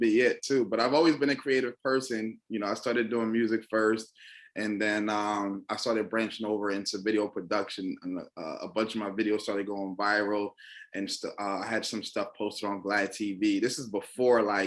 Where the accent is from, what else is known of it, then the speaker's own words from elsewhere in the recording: Irvington, New Jersey, United States; also born or lived in Newark, New Jersey; I'm from Irvington, New Jersey. That's not where I reside now